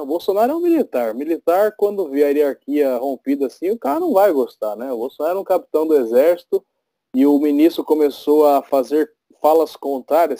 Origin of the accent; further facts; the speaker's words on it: São João Novo, São Paulo, Brazil; Aqui em São João Novo, eu sou do bairro de São João Novo.